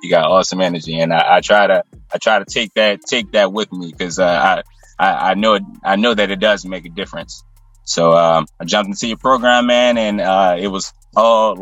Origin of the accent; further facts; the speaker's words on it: New Orleans, Louisiana, United States; I'm from the West Bank of New Orleans, Louisiana